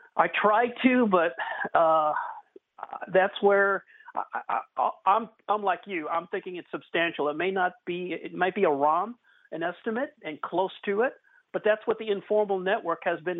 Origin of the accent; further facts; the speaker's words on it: Missouri, United States; now in Texas, United States; I'm originally from the Show Me state